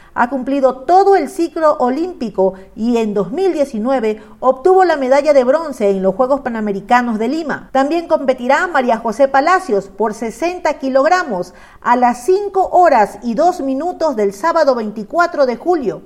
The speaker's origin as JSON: {"language": "Spanish", "country": "Ecuador", "said": "como ecuatoriana representar a mi país"}